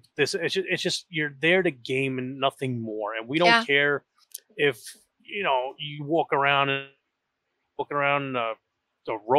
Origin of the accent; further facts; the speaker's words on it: New York, United States; I am an asshole from New York